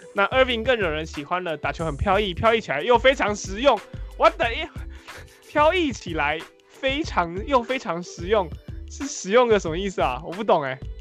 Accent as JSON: {"language": "Chinese", "country": "Taiwan", "said": "我们台湾人"}